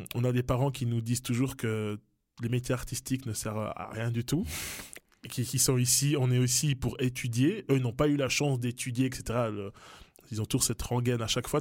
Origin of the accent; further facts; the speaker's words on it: Neuchâtel, Switzerland; also born or lived in Kinshasa, DR Congo; Je suis arrivé à, dans le canton de Neuchâtel à, quelques mois